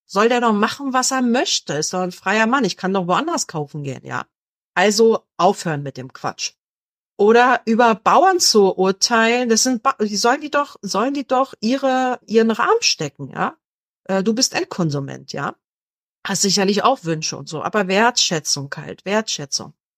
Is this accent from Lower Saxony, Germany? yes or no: no; Berlin, Germany; ich komme ja aus Berlin